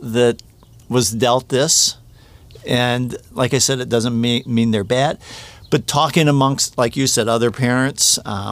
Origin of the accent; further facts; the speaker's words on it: Defiance, Ohio, United States; now in Toledo area, United States; Defiance, you know, just 60 miles, 65 miles west, southwest.